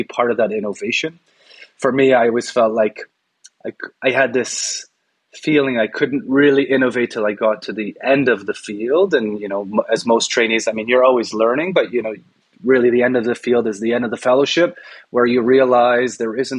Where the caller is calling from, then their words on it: Toronto, Ontario, Canada; I'm talking from Toronto, home of the Toronto Raptors.